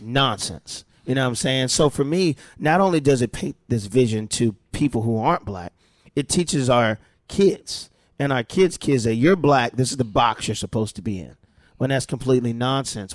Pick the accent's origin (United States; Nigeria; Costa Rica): United States; Delaware; moved away; how I grew up in Delaware, we were the black family and a white family here, Mexican family here